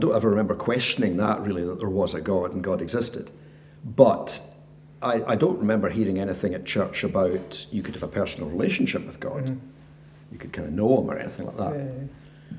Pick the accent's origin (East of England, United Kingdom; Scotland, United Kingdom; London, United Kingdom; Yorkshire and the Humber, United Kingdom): Scotland, United Kingdom; Rutherglen; now in Ballanock, United Kingdom; originally I'm from Rutherglen, which, in case anybody doesn't know, that's just outside Glasgow. We do not consider ourselves Glaswegians. So I'm an incomer in that sense. But I was brought up there